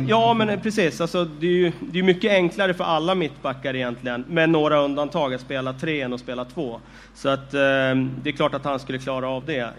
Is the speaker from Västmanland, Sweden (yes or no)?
yes; Västerås, Västmanland, Sweden; Jag är ju från Västerås